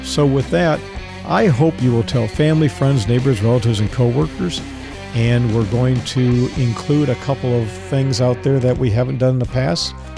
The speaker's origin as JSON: {"language": "English", "town": "Dallas", "region": "Texas", "country": "United States", "tie": "born or raised there", "moved": "yes", "said": "Dallas is my hometown. That's where I was born. Haven't lived in Dallas for a long time"}